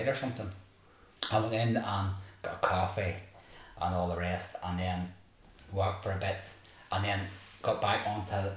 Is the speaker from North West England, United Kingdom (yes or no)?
no; Kilkeel, Northern Ireland, United Kingdom; I'm from Ireland.